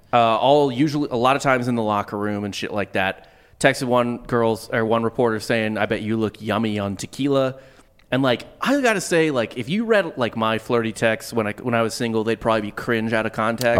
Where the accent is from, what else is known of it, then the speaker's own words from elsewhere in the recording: St. Louis, Missouri, United States; moved away; I grew up in Saint Louis